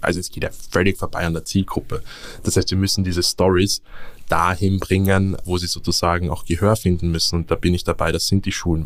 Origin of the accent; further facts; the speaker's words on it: Vienna, Austria; moved away as an adult; now in Berlin, Germany; als gebürtiger Wiener